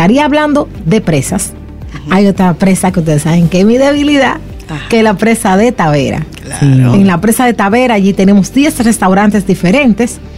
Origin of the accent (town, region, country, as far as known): Salcedo, Hermanas Mirabal, Dominican Republic; born or raised there